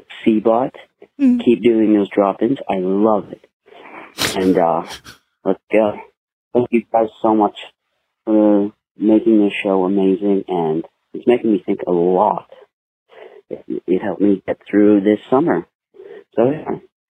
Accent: Winnipeg, Manitoba, Canada; from Canada. I'm from Winnipeg, Manitoba.

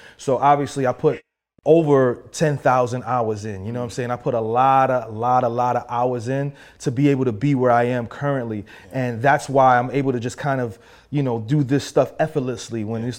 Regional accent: New York City, New York, United States; I'm from the Bronx, New York.

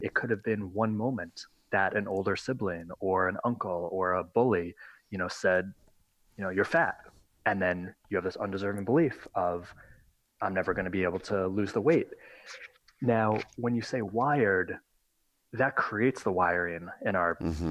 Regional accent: just north of New York City, United States; I'm from New York, just north of New York City

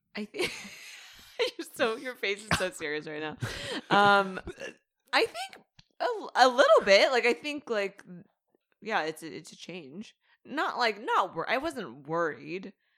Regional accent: Santa Cruz Mountains, California, United States; born or raised there

